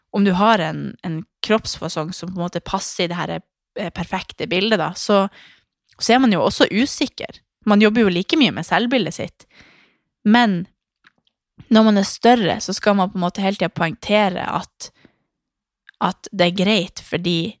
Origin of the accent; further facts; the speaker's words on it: Harstad, Troms, Norway; hjemme i Harstad